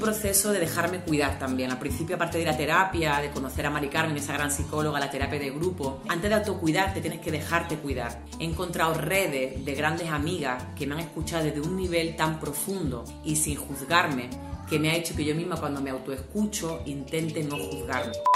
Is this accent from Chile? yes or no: no; Andalusia, Spain; andaluza que cuento las cosas por mi cultura andaluza que me lo vivo muy intensamente.